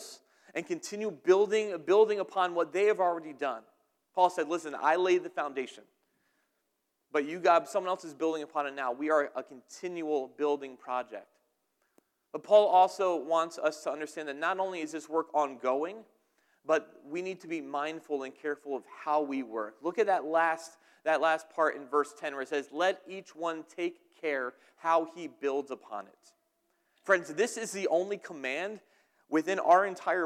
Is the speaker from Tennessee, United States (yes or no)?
no; New Jersey, United States; also born or lived in Dunmore, Pennsylvania; now in Pennsylvania, United States; I'm from New Jersey.